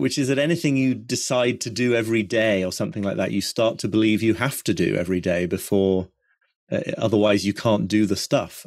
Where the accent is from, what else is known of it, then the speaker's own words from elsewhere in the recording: York, Yorkshire and the Humber, United Kingdom; also born or lived in Brooklyn, United States; now in North York Moors, United Kingdom; I come from York, really, the more sub-, sort of urban, suburban York, but not far away.